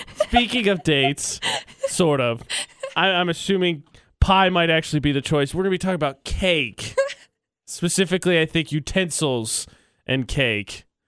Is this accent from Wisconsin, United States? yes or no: no; Indiana, United States; moved away; I'm from Indiana